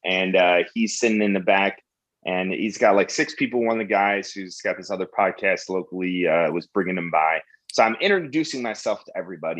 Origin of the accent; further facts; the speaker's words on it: Chicago, Illinois, United States; moved away as an adult; now in Austin, United States; and I'm from Chicago.